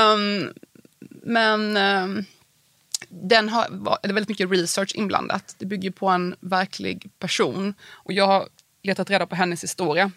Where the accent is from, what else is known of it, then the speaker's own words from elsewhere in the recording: Värnamo, Jönköping County, Sweden; moved away as an adult; also born or lived in Prague / Wyoming; i Värnamo där jag växte upp